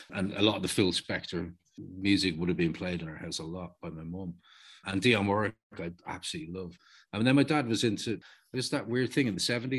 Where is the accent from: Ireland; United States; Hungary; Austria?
Ireland; Dublin, Leinster; I'm from Walkinstown.